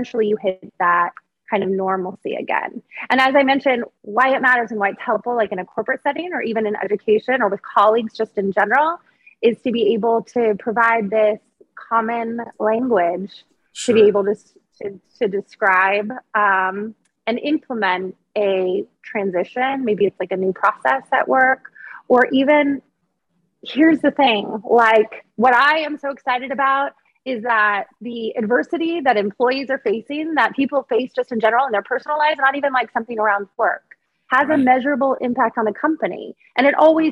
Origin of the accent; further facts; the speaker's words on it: Monterey Bay, California, United States; you and I grew up on the Monterey Bay. So right. Grew up surfing. My dad taught me how to surf.